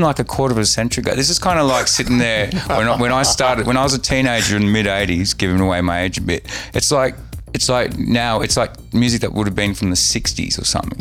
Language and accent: English; Sydney, New South Wales, Australia; I grew up on beaches at Manly